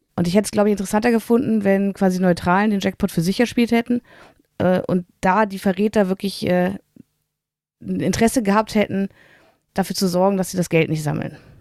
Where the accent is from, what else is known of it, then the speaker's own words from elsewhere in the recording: Germany; als Deutscher